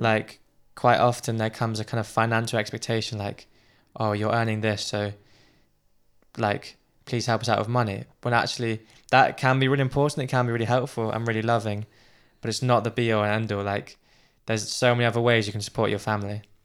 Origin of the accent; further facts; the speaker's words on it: United Kingdom; as a British person